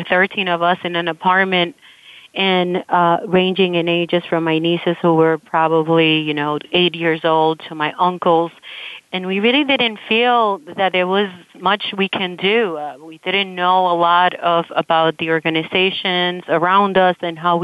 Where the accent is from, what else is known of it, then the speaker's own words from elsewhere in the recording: Las Piedras, Puerto Rico; moved away; also born or lived in New York City; I was born in Puerto Rico in a very tiny, tiny little town called Las Piedras